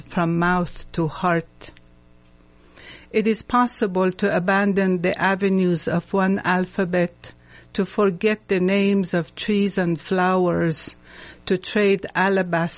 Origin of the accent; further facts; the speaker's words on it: Tehran, Tehran Province, Iran; moved away as an adult; also born or lived in Jerusalem; now in United States; I was born in Iran, and I spent about 7 years in Jerusalem to go to school, and then I came here